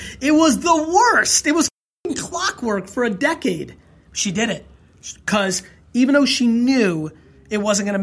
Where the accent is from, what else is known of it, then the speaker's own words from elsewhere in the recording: Edison, New Jersey, United States; also born or lived in Belarus / Queens, New York / Dover, New Jersey; Belarus to Queens, Queens to Dover, Dover to Edison, New Jersey